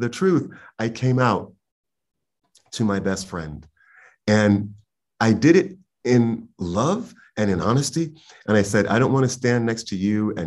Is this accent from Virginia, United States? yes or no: no; New York City, New York, United States; I was born and raised in Harlem in the very late 60s and raised in the early 70s.